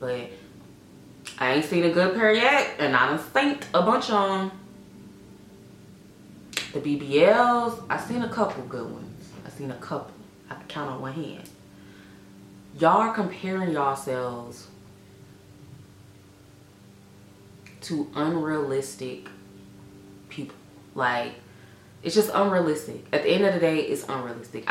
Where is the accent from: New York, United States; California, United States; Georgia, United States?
Georgia, United States; Atlanta; Born and raised in Atlanta